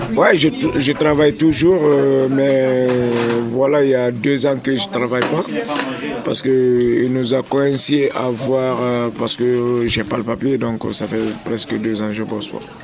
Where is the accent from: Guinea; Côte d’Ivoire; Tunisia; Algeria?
Guinea; moved away as an adult; now in France; Je suis en France depuis 2002. Je viens, je viens de la Guinée